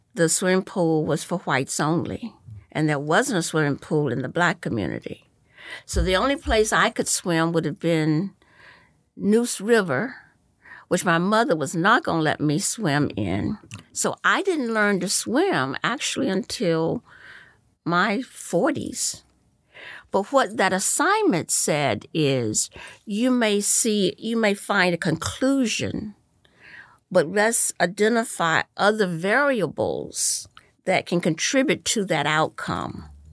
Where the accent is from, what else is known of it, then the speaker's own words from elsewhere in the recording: Goldsboro, North Carolina, United States; moved away as an adult; also born or lived in Wilmington, North Carolina / Philadelphia / New York; now in Orange County, United States; I grew up in, um, uh, Goldsboro, North Carolina. I was born in Wilmington, North Carolina